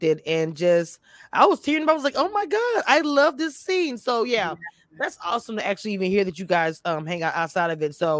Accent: Louisiana, United States; now in Texas, United States; I'm from Louisiana, baby.

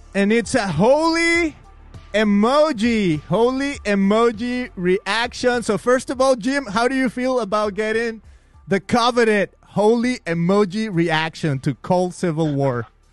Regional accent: Mexico; moved away; I'm from Mexico. I'm I'm Mexican

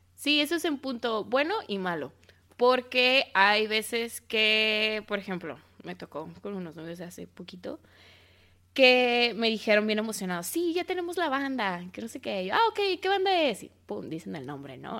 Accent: Mexico City, Mexico; accent: chilango; mi acento chilango

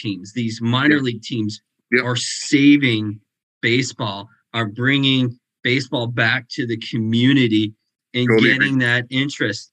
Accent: Vermont, United States; I come from Vermont

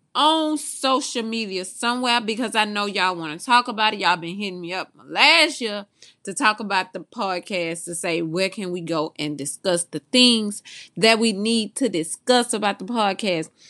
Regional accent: Mobile, Alabama, United States; I'm from Mobile, the original home of Mardi Gras

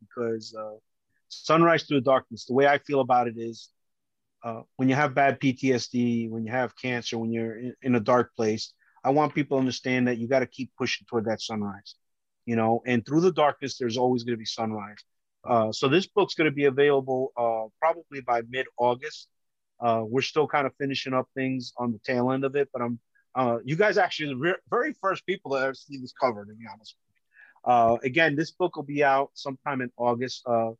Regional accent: Colombia; now in United States; So, you know, it shows that I come from Colombia and, but I love this country.

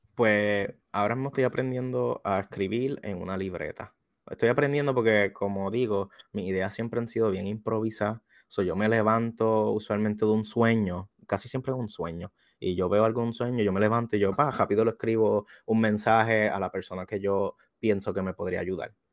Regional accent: Juana Díaz, Puerto Rico; yo soy de Juanadía, Puerto Rico

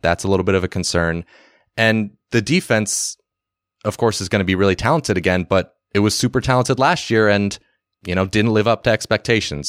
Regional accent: West Coast, United States; We're from the West Coast

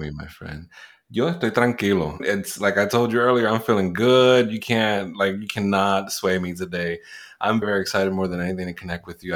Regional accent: New York City, New York, United States; first language Spanish; English is a second language; also born or lived in Puerto Rico; I was born in Puerto Rico. I was raised in the Bronx in New York City, not too far from Yankee Stadium

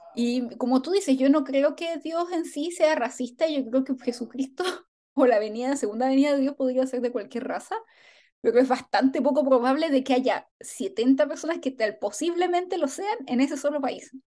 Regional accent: Chile; en chileno diríamos

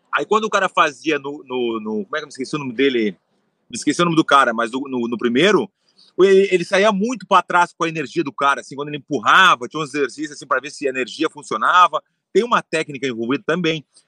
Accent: Porto Alegre, Rio Grande do Sul, Brazil; eu nasci em Porto Alegre, tem a tradição de gaúcho

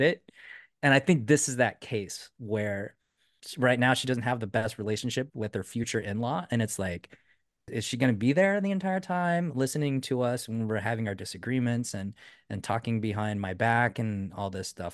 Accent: United States; we're Americans

